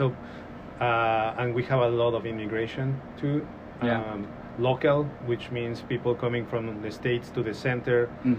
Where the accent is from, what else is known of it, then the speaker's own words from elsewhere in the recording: Mexico City, Mexico; English is a second language; moved away as an adult; now in Northwest Arkansas, United States; I'm born and raised in Mexico City. And I came here almost 5 years ago.